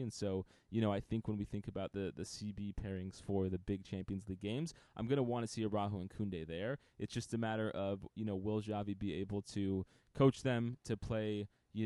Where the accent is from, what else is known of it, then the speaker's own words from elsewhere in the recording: United States; we're American